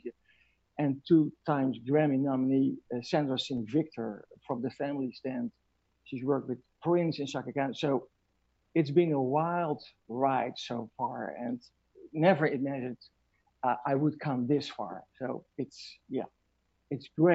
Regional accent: Netherlands; I'm from Holland

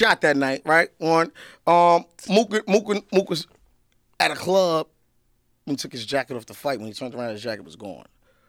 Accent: New York City, New York, United States; That's just the way I talk, man. I'm from Harlem, man.

